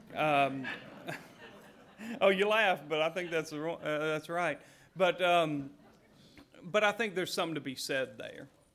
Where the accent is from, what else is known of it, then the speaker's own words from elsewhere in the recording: Appalachia, United States; I grew up in Appalachia